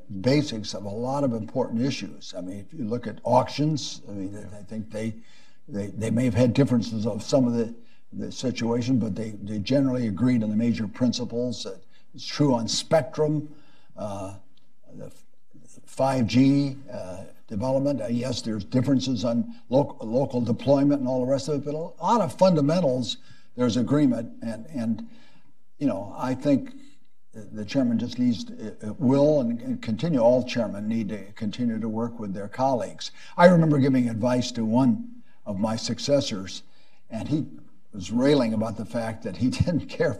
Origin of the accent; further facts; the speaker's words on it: Illinois, United States; moved away as an adult; also born or lived in Chicago; I was from Illinois